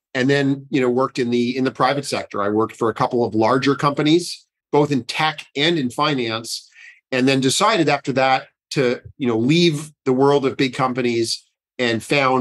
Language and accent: English; Ottawa, Ontario, Canada; I grew up in Ottawa